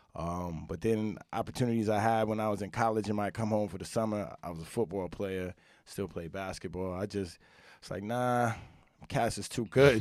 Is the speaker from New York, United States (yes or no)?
yes; upstate New York, United States; I'm from New York, upstate a little bit, you know, grow up playing